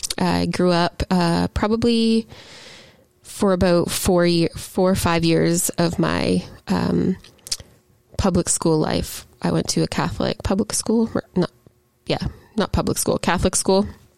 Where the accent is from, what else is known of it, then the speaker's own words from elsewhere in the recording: Gananoque, Ontario, Canada; I grew up from ages 0 to about 15 all over the Gananoque, Lansdowne kind of region of Ontario, all around the St. Lawrence.